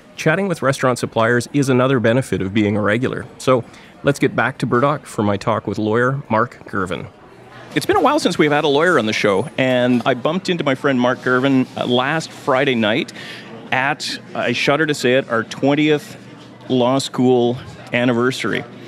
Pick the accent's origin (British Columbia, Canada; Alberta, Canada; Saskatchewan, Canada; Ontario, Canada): Ontario, Canada; Thunder Bay; now in Vancouver, Canada; I grew up in Thunder Bay.